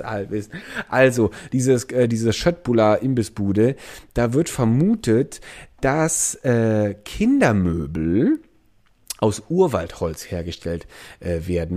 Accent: Andernach area, Rhineland-Palatinate, Germany; moved away; Ich komme aus der Ecke

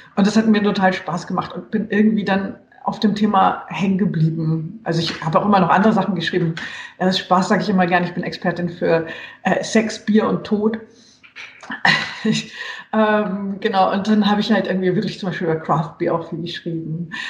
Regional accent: Germany; also born or lived in Munich, Bavaria / Hesse / Saarland; ich bin aus Westdeutschland, aus München und in Hessen und im Saarland aufgewachsen

